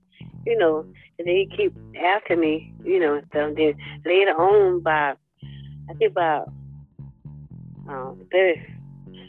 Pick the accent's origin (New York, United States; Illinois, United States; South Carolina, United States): South Carolina, United States; Nesmith; I'm from Neesa, South Carolina.